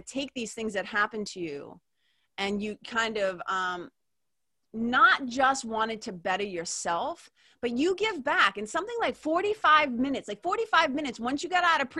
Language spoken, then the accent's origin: English; Lawrence, Massachusetts, United States; I was like a poor kid growing up in Lawrence